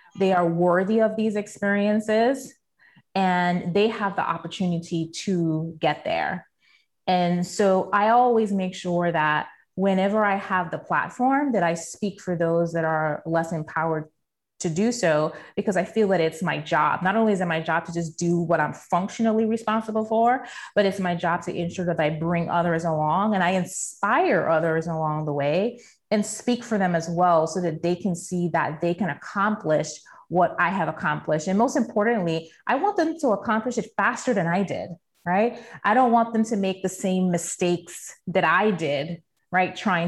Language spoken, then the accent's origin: English; St. Thomas, U.S. Virgin Islands; So, you know, I tell people that, you know, growing up in St. Thomas, I didn't realize how much a privilege it was.